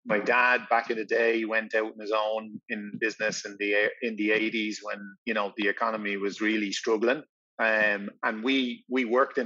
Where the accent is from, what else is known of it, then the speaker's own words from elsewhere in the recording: Tallaght, Leinster, Ireland; also born or lived in Celbridge; I grew up in Talla until I was finished primary school